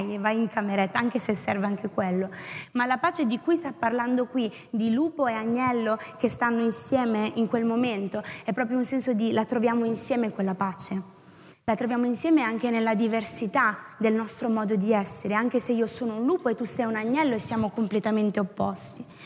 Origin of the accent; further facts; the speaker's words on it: Tuscany, Italy; sono toscana